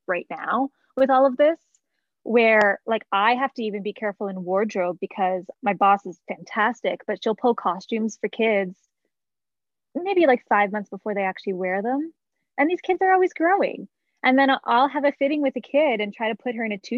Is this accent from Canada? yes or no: yes; Canada; moved away as an adult; also born or lived in New York City, United States / Toronto; now in Colorado, United States; I grew up in Canada